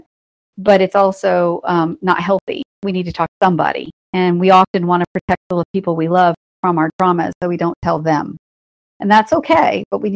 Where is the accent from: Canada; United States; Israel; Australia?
United States; North Carolina; I am from North Carolina